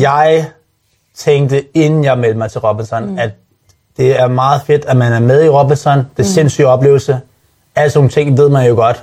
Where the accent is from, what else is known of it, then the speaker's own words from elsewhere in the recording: Denmark; moved away as an adult; also born or lived in Dubai / London; Jeg er hjemme i Danmark